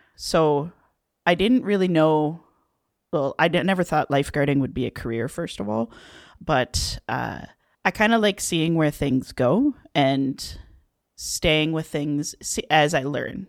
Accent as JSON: {"language": "English", "town": "Waterdown", "region": "Ontario", "country": "Canada", "tie": "born or raised there", "said": "I'm from Waterdown, Ontario um, which is technically part of Hamilton"}